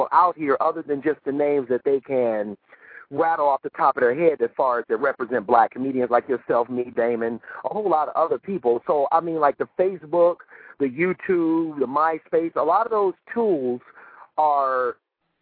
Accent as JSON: {"language": "English", "town": "Cleveland", "region": "Ohio", "country": "United States", "said": "I'm from Cleveland, Ohio"}